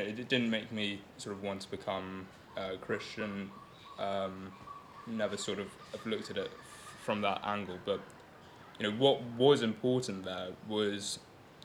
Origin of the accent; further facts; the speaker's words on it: London, United Kingdom; first language Gujarati; English is a second language; growing up in London.